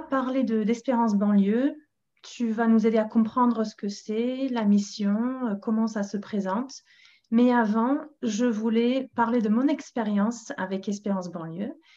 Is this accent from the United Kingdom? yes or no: yes; England, United Kingdom; French is a second language; now in Paris, France; je suis anglaise